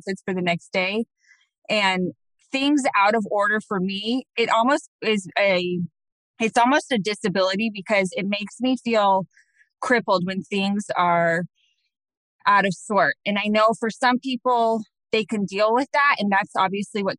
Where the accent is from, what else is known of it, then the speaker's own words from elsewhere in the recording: Phoenix, Arizona, United States; also born or lived in Scottsdale, Arizona; I actually am a native of Arizona, which is very, very, very rare out here